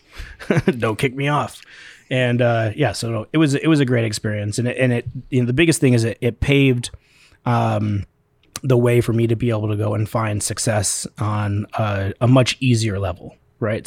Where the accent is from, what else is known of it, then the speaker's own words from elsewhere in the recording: Spokane, Washington, United States; I grew up here in Spokane, born and raised